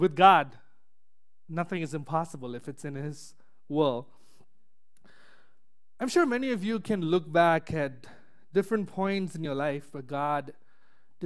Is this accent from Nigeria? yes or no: no; Chennai, Tamil Nadu, India; moved away as an adult; now in United States; back in my hometown in Chennai, India